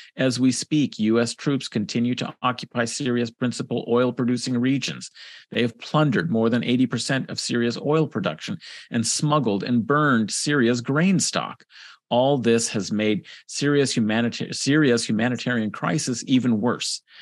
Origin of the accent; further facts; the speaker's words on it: California, United States; I'm from California, grew up in California